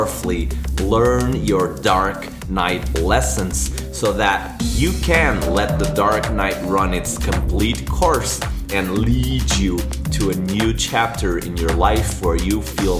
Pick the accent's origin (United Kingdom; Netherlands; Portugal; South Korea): Portugal; moved away as an adult; also born or lived in Vancouver, Canada; now in Brazil; I'm originally from Portugal, even though I'm living in beautiful Brazil